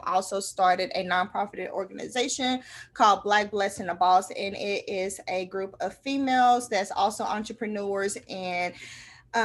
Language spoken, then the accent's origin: English; Tulsa, Oklahoma, United States; I was born and raised in North Tulsa